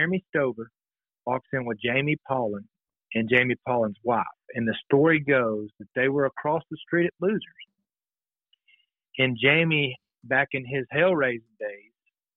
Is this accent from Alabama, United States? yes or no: yes; Alabama, United States; moved away; I'm from Alabama